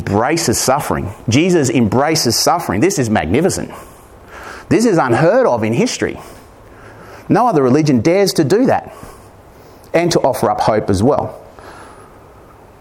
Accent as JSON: {"language": "English", "town": "Corryong", "region": "Victoria", "country": "Australia", "tie": "born or raised there", "said": "my hometown of Corryong"}